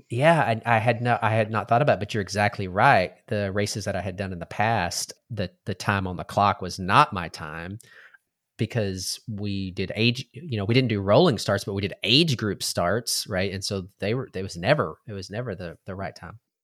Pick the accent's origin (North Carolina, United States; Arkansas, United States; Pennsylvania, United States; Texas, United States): Texas, United States; growing up in Texas, we were trained or, uh, you ate everything on your plate, right? That's just how we were raised